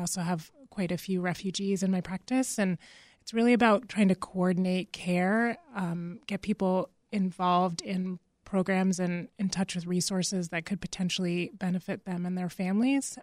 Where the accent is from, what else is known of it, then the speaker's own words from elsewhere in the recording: Massachusetts, United States; moved away; I'm originally from Massachusetts